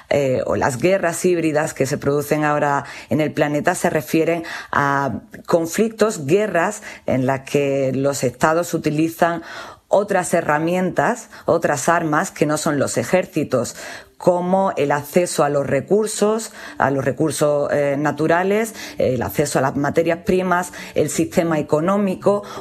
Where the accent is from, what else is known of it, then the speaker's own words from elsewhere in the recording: Melilla, Spain; Soy de Melilla, sí